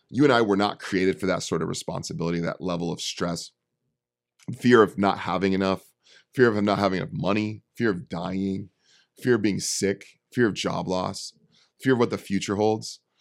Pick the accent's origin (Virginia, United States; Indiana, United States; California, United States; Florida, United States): California, United States; Bay Area; I'm from the Bay Area. I'm from the city